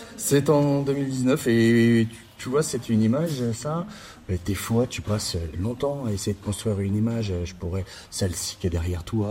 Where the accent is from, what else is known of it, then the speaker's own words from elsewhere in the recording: Châlons-en-Champagne, Grand Est, France; also born or lived in Arles / Quebec City; revenir dans ma ville natale qui, où je suis né, à Chalon